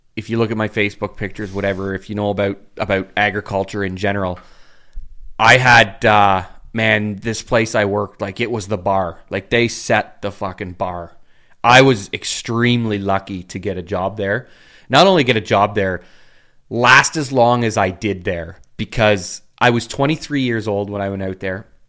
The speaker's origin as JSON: {"language": "English", "town": "Uxbridge", "region": "Ontario", "country": "Canada", "tie": "born or raised there", "said": "I love Uxbridge. I love my hometown"}